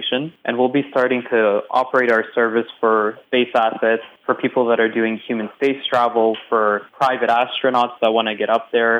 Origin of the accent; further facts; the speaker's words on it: Canada; As Canadians